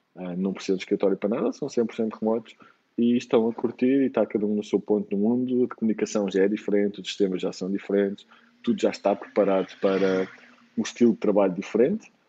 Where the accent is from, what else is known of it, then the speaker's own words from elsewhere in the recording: Lisbon, Portugal; moved away as an adult; also born or lived in Germany / Bali; sou de Lisboa